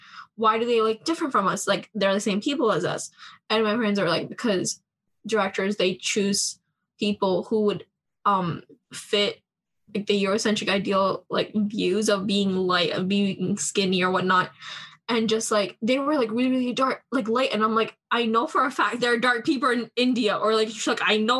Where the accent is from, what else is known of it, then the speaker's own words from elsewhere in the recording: Canada; I grew up in Canada, so in order to learn my language better, I used to watch style movies growing up.